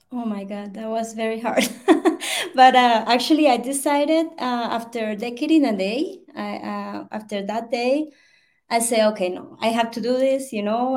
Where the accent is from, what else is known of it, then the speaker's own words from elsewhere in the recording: Colombia; English is a second language; I'm from Colombia, South America. Um, I live in Bogota.